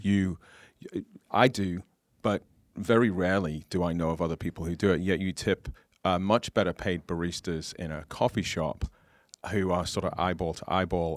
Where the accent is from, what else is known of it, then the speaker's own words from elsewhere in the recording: United Kingdom; now in United States; as a British person in America